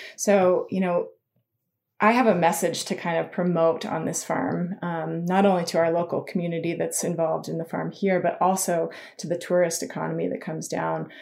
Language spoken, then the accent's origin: English; Incline Village, Nevada, United States; moved away; also born or lived in Colorado; I grew up in Lake Tahoe, an inclined village